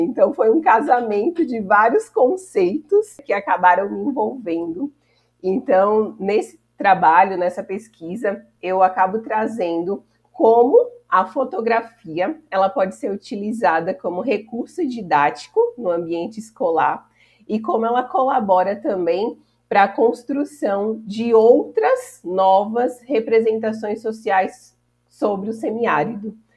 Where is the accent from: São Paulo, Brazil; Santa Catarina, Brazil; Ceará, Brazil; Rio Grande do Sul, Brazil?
São Paulo, Brazil; now in Juazeiro, Brazil; E como eu sou de São Paulo